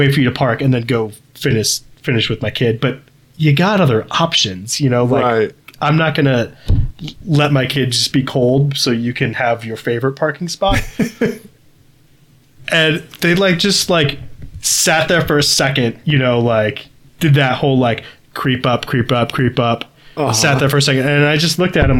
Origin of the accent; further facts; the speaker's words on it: Midwest, United States; a Midwesterner with children